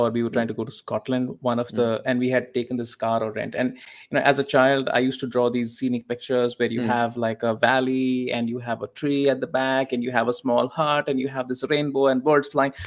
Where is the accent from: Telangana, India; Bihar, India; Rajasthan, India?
Rajasthan, India; Jaipur; moved away; I come from a place in India, which is Jaipur, and closer to my home city